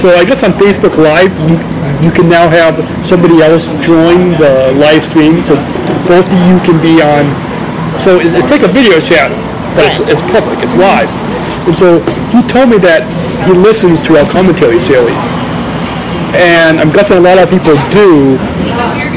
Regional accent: Long Beach, California, United States; also born or lived in Chicago suburbs; now in Chicago, United States; I was born in Long Beach, California

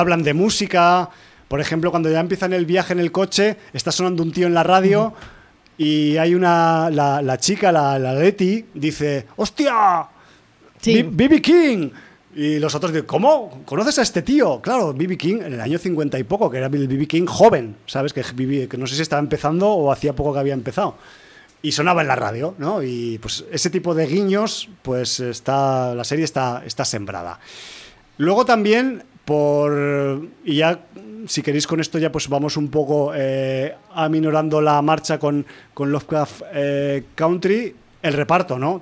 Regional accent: Spain; como europeos eh, de España

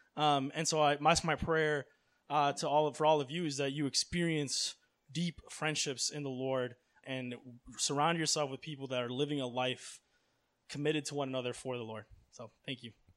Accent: Miami, Florida, United States; I grew up in Miami

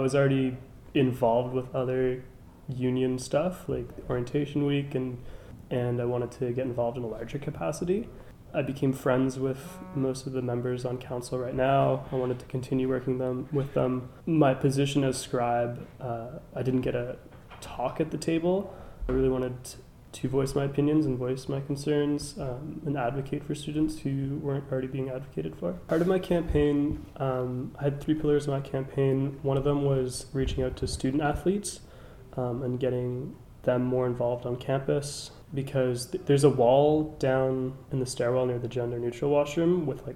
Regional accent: Halifax, Nova Scotia, Canada; born and raised in Halifax, I came to King's in 2014-15

